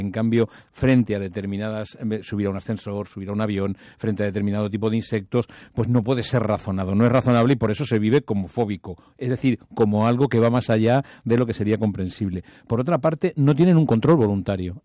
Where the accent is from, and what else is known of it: Spain